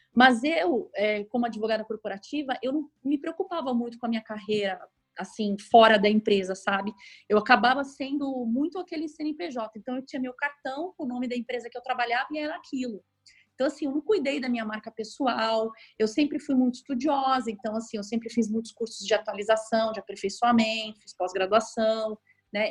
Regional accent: São Paulo, Brazil; moved away as an adult; now in Rio de Janeiro, Brazil; eu, na verdade, sou de São Paulo, eu moro no Rio há seis anos

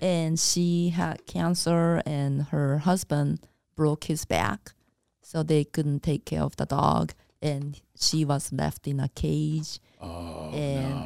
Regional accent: Japan; now in United States; when I was growing up in Japan, I used to watch Popeye in Japanese.

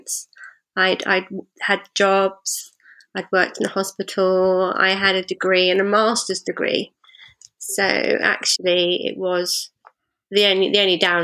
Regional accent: London, United Kingdom; I was born in South London, so in the UK

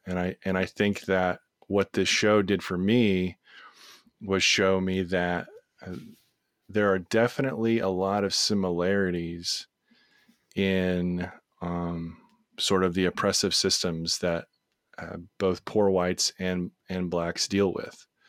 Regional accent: Texas, United States; we're from Texas

